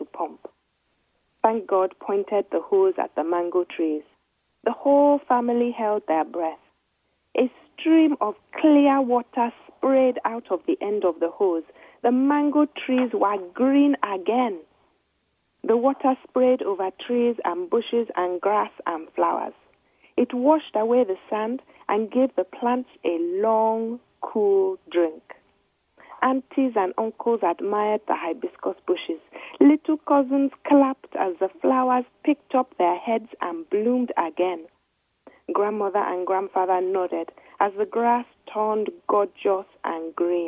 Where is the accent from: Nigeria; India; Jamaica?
Nigeria; accent: Nigerian; moved away; the voice that I'm writing in is my Nigerian voice, because I grew up in Nigeria